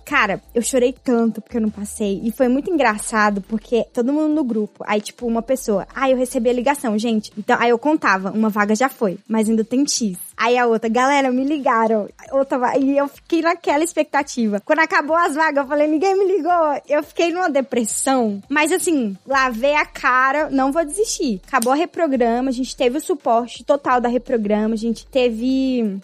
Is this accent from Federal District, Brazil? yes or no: yes; Brasília, Federal District, Brazil; eu sou de Brasília, tenho 24 anos